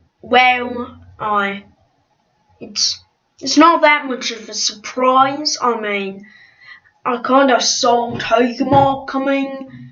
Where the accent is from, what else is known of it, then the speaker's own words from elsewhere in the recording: Australia; D-well, sorry, this is my British accent, because everybody thinks that I'm British, even though I'm Australian.